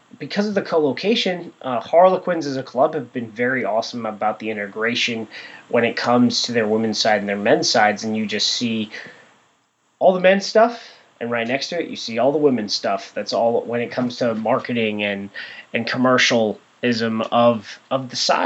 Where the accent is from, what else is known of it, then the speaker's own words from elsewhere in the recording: Southern California, United States; I'm from SoCal